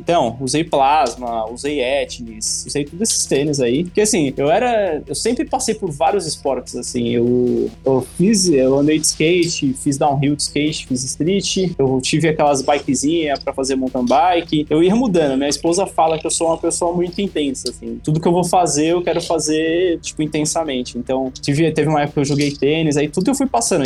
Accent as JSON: {"language": "Portuguese", "region": "São Paulo", "country": "Brazil", "tie": "born or raised there", "said": "eu nasci e fui criado na Zona Leste"}